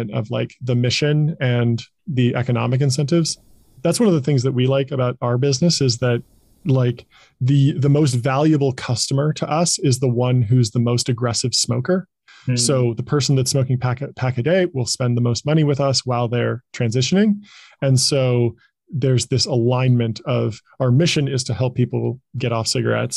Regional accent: Pasadena, California, United States; also born or lived in Silicon Valley; I was born and raised in Pasadena, California, right near Los Angeles.

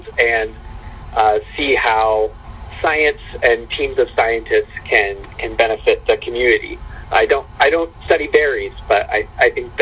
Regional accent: Puyallup, Washington, United States; I grew up in Puyallup, in the church

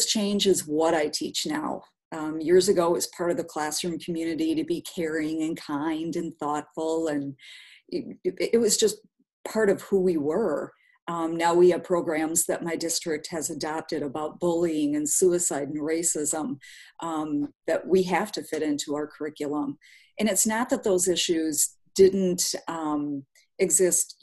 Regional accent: southern Wisconsin, United States; also born or lived in Winona, Minnesota; now in Milwaukee, United States; I grew up on a small farm in the middle of southern Wisconsin

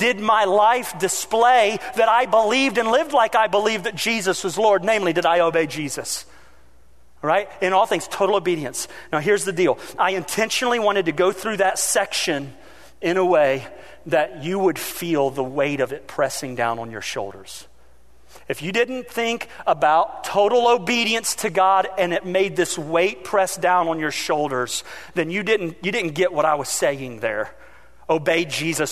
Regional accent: United States; as an American

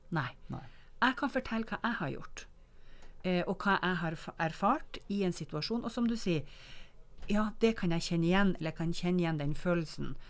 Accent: Northern Norway, Norway; jeg som nordlending

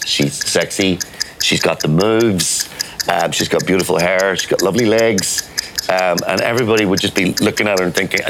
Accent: Belfast, Northern Ireland, United Kingdom; And I'm from Belfast.

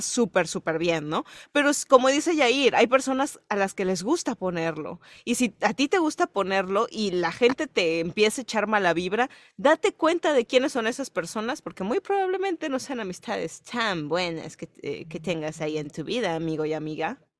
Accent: Yucatán, Mexico; Voy a empezar a fingir un acento, güey, para que piensen que no soy yucateca

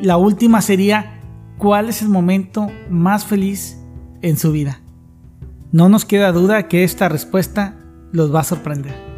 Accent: Tampico, Tamaulipas, Mexico; El de aquí de Tampico, ala man. Somos muy dados a decir ala

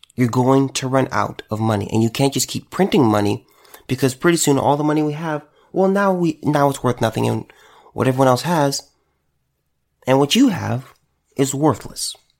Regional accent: United States; as an American

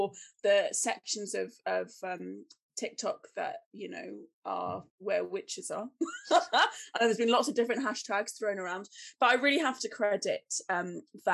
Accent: Cornwall, South West England, United Kingdom; also born or lived in Cardiff / Merthyr Tydfil; I was born in Cornwall. I grew up in Cornwall

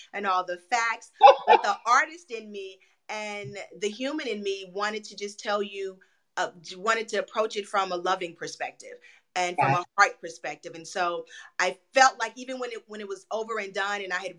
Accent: Memphis, Tennessee, United States; now in Los Angeles, United States; I'm from Memphis, Tennessee

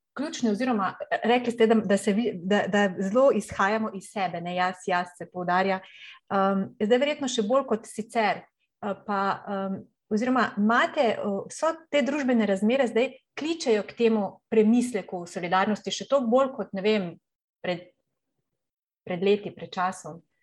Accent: Slovenia; smo se Slovenci

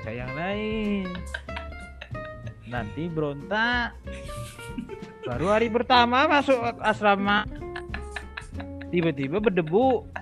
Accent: Jabodetabek, Indonesia; Ya kita yang orang Jabodetabek aja pun juga kayak pengen

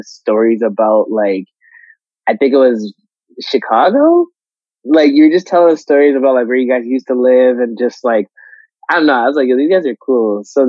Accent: Nigeria; And us being Nigerian, you guys being Nigerian

